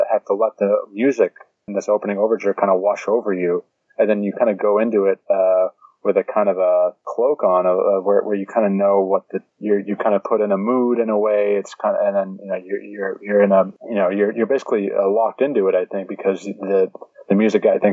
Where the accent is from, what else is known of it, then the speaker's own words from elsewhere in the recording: Pittsburgh, Pennsylvania, United States; Pittsburgh, which is my hometown. I was born and raised there.